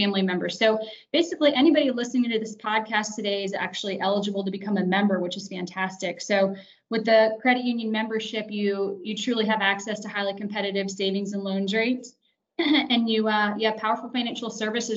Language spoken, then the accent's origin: English; Florida, United States; moved away as an adult; now in Atlanta, United States; I'm originally from Florida, graduated from the University of Central Florida in Orlando.